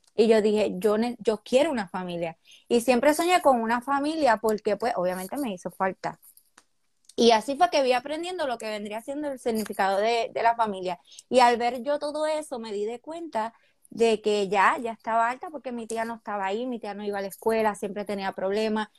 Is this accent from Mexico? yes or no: no; Corozal, Puerto Rico; yo nací en Puerto Rico, obviamente, eh, yo soy de Corozal, de Palmarito.